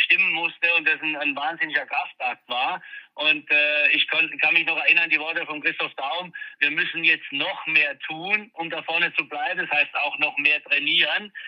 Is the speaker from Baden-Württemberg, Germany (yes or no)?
yes; Mannheim, Baden-Württemberg, Germany; ist meine Heimatstadt, äh, da bin ich groß geworden, bin da geboren